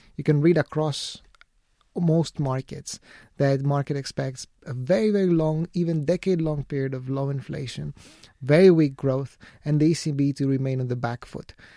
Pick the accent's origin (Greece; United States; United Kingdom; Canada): Greece; my home country, Greece